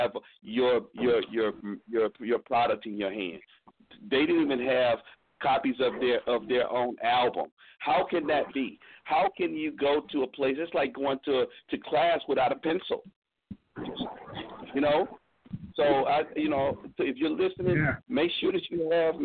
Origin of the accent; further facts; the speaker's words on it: Atlanta, Georgia, United States; Atlanta, man. My hometown